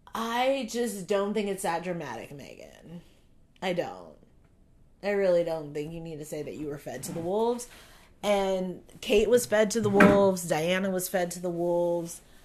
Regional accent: United States; I am American as fuck.

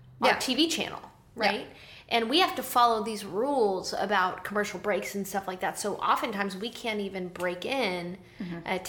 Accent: San Antonio, Texas, United States; moved to San Antonio, my hometown

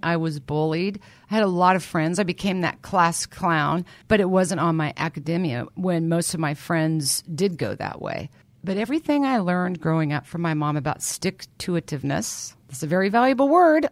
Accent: Lawrence, Kansas, United States; I was born and raised in Lawrence, Kansas

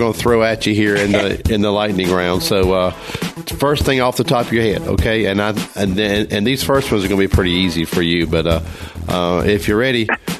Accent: the South, United States; I'm from the South. I say pecan.

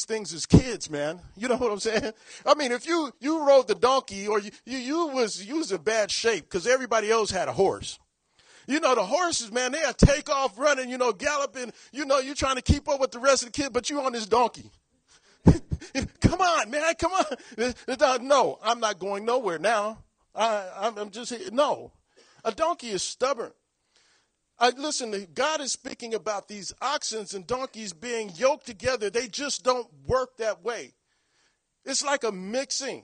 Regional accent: Long Beach, California, United States; I'm from Long Beach, California.

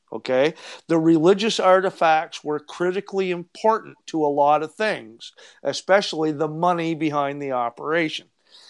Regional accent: East Coast, Canada; I think it's good for Canada. I'm a Canadian.

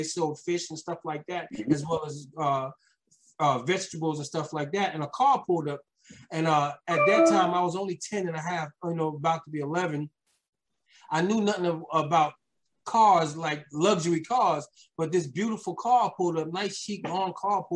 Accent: New York City, New York, United States; also born or lived in Queens, New York; I had those days of struggle back in Brooklyn, New York, where most of my life, well, I was born in Queens, but I lived a lot of my life in Brooklyn

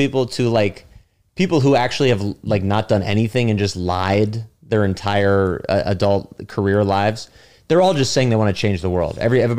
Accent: San Francisco, California, United States; moved away as an adult; also born or lived in Los Angeles; now in New York, United States; I was living in LA. I'm from San Francisco

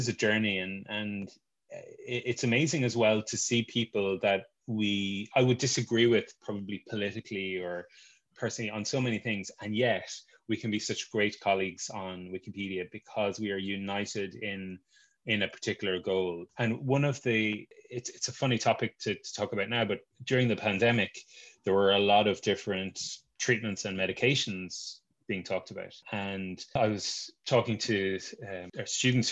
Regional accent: Tipperary, Munster, Ireland; I'm from Tipperary.

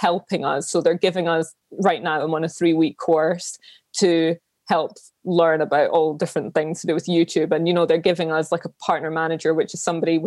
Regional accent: Edinburgh, Scotland, United Kingdom; I grew up in Edinburgh. I was born and raised here

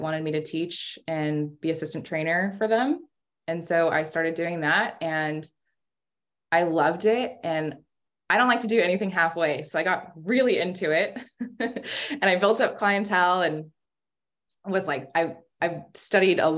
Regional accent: Sacramento, California, United States; I'm from Sacramento

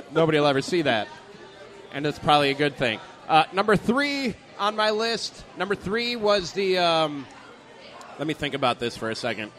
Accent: Chicago, Illinois, United States; I grew up in Chicago.

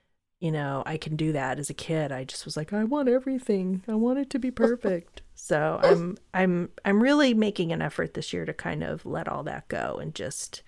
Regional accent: Southern California, United States; I grew up in Southern California

